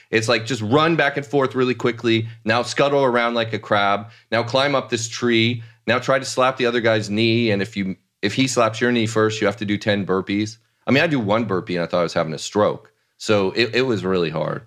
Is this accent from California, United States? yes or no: yes; Los Angeles, California, United States; accent: southern California; now in New York, United States; I grew up out here